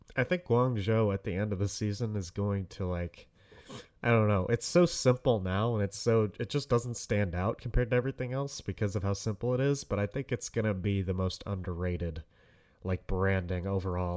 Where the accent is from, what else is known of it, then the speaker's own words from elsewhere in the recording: Detroit, Michigan, United States; I'm from Detroit